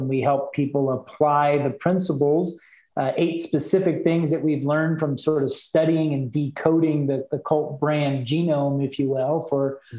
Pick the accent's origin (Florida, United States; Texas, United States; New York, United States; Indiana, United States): Texas, United States; now in Salt Lake City, United States; So I came back to the States. I'm a Texan. I'm actually a mutt. I've lived in 9 states and 2 countries now.